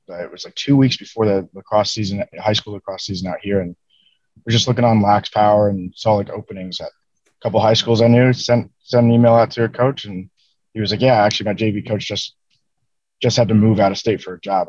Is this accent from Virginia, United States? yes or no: yes; Virginia, United States; moved away; I'm from Virginia originally